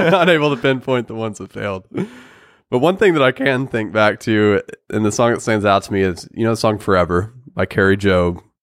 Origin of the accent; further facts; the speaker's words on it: Oklahoma, United States; we're from Oklahoma